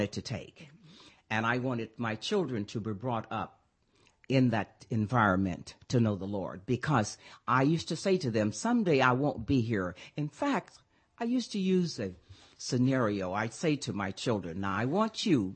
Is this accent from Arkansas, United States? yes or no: yes; Pine Bluff, Arkansas, United States; I'm from Arkansas